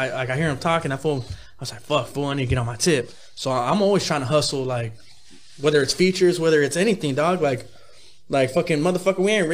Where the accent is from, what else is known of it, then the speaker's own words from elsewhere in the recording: Gardena, California, United States; my city, the city of Gardena